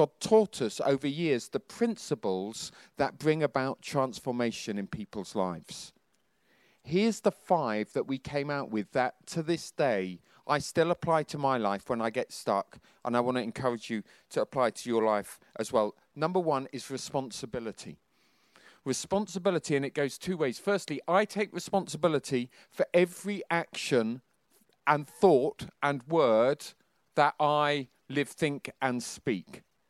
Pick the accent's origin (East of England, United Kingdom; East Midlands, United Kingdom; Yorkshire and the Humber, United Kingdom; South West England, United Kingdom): East of England, United Kingdom; Bedford; After being in Hong Kong, we came to Bedford. It was my hometown.